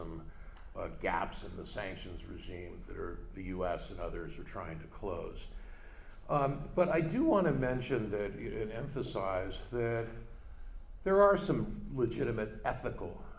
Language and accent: English; United States; as an American